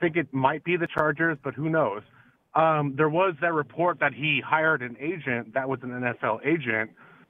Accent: San Diego, California, United States; I'm from San Diego, California.

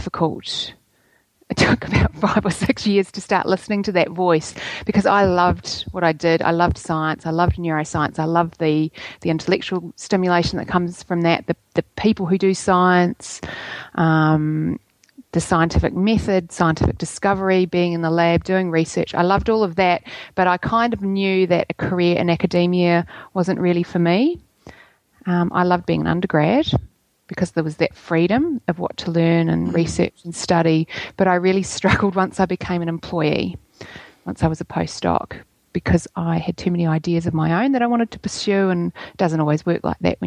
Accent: New Zealand; accent: Kiwi; moved away; also born or lived in Oxford, United Kingdom; I am a Kiwi, in case you can't tell by my accent

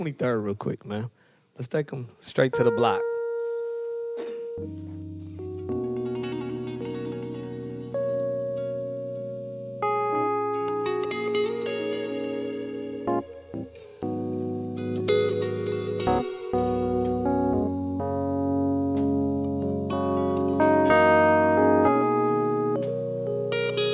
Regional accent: Seattle, Washington, United States; I'm from the South End in the Central District

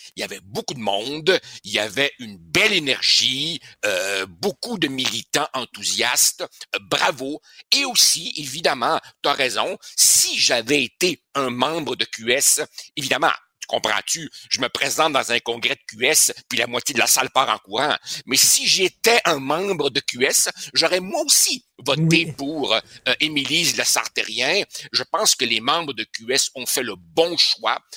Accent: Quebec, Canada

